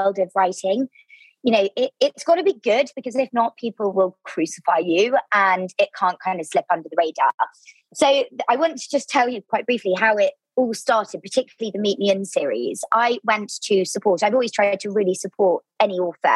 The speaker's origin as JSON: {"language": "English", "area": "Devon", "region": "South West England", "country": "United Kingdom", "tie": "born or raised there", "also_born_or_lived": "London", "moved": "as an adult", "said": "I grew up in Devon in the southwest of the UK"}